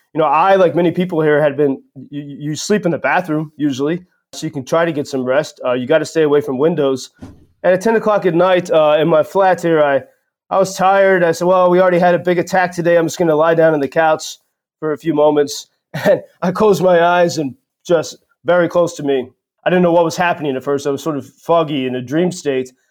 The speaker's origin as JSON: {"language": "English", "country": "United States", "moved": "yes", "lives_now": "Kharkiv, Ukraine", "said": "As an American"}